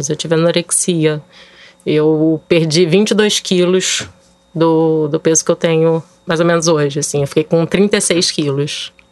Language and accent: Portuguese; Rio de Janeiro, Brazil; eu tenho 43 anos, é, sou carioca tenho dois filhos